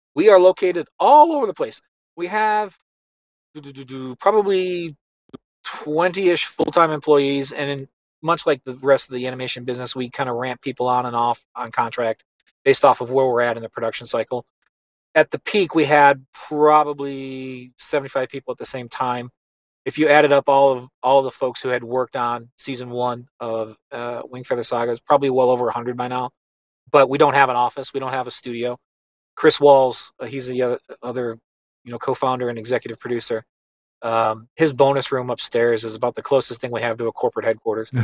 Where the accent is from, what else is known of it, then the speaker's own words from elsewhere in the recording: Buffalo, New York, United States; I grew up in in Buffalo, New York.